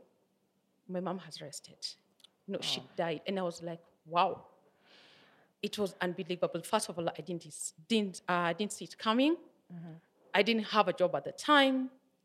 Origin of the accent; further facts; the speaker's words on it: Nyeri, Nyeri County, Kenya; now in Nairobi, Kenya; It was in my hometown. I come from Nyeri.